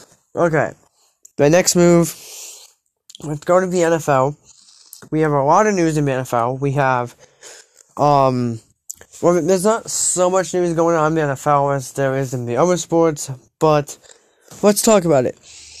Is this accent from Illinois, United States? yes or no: no; Connecticut, United States; Not my hometown, but my home state for college at the University of Connecticut.